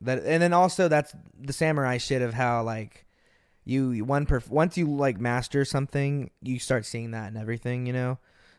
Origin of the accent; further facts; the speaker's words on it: Austin, Texas, United States; I was born in Austin. I was born just the city over. Yeah, I grew up in Austin.